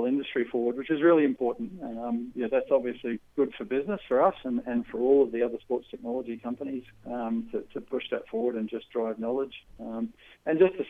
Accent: Australia; also born or lived in New Zealand; I'm an Aussie

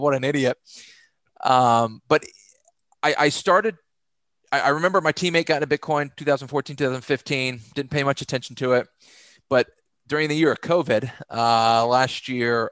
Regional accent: Texas, United States; I grew up in Texas, played Division I football at the University of North Texas

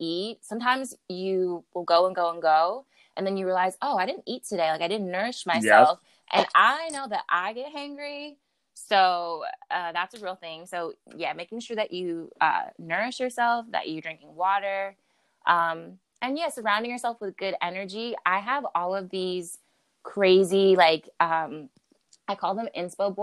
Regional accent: Maryland, United States; now in New York, United States; originally I'm from the DMV, so I'm from Maryland, and I moved to New York to be to pursue dance as an art form

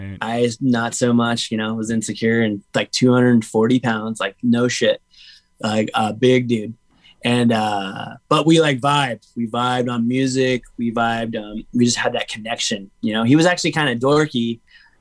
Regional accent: Huntington Beach, California, United States; also born or lived in Menifee, California; about middle school, I moved from Menifee to HB

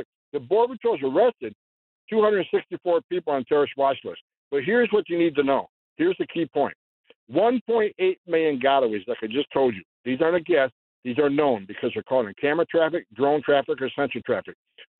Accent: north of Syracuse, near Fort Drum, upstate New York, United States; I was born and raised in New York, upstate New York, just north of Syracuse.

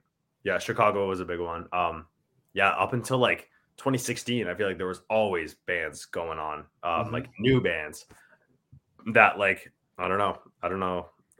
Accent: Ontario, Canada; like I feel know we're even from Ontario

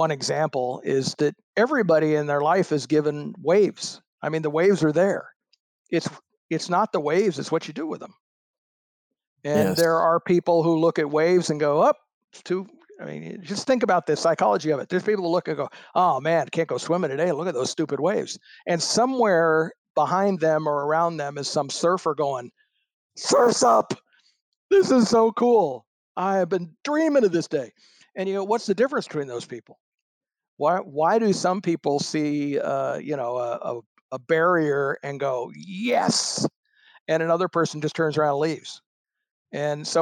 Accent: Florida, United States; born or raised there; also born or lived in Springfield, Illinois

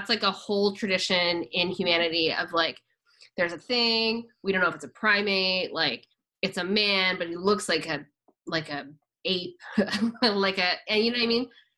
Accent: Kennett Square, Pennsylvania, United States; I'm from Kennett Square, so we have the Mushroom Festival.

